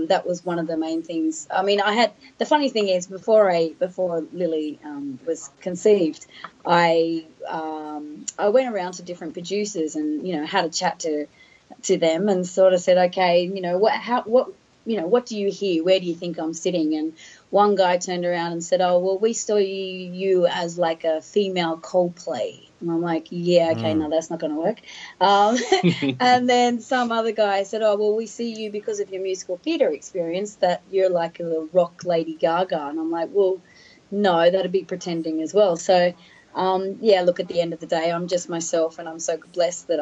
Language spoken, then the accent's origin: English; Sydney, New South Wales, Australia; I'm born and bred Sydney girl